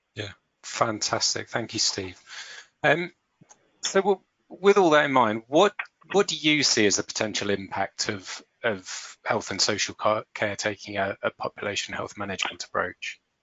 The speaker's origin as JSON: {"language": "English", "town": "St Albans", "region": "East of England", "country": "United Kingdom", "tie": "born or raised there", "said": "my hometown of St Albans"}